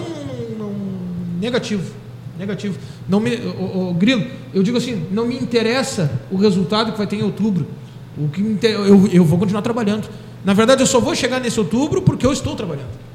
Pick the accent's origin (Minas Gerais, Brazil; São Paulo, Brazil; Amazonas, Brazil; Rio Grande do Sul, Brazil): Rio Grande do Sul, Brazil; Pelotas; eu sou pelotense